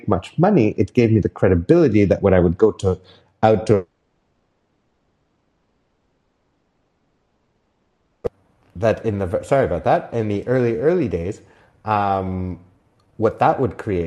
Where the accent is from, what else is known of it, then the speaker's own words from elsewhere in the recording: Whistler, British Columbia, Canada; in my hometown of Whistler